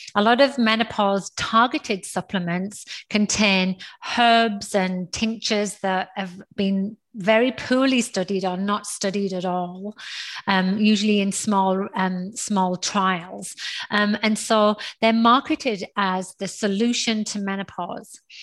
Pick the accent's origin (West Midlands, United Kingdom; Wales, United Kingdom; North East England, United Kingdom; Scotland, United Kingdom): North East England, United Kingdom; now in Houston, United States; I, was born in the northeast of England, and now so where I am from in the northeast of England is one of those like small towns with not a lot